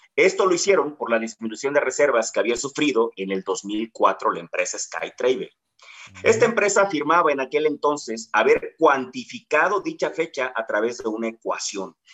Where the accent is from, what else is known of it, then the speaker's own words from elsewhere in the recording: Guerrero, Mexico; los que somos guerrerenses